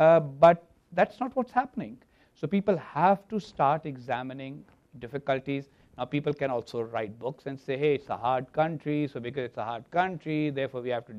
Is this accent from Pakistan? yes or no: yes; Pakistan; I am a Pakistani and I'm concerned about Pakistan